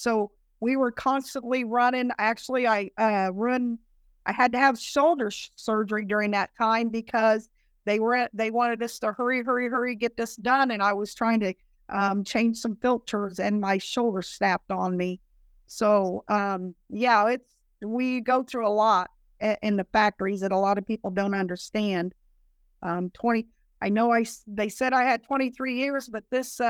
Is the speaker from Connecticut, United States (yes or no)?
no; Kokomo, Indiana, United States; moved away as an adult; also born or lived in Tennessee; I'm originally from Kokomo